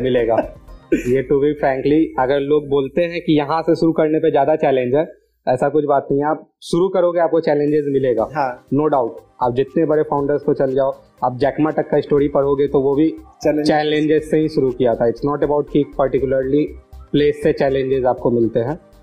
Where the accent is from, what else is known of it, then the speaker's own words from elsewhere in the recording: Patna, Bihar, India; मेरे पास पटना के रिसोर्सेज थे मैं पटना से बिलोंग करता था मेरे पास एक घर था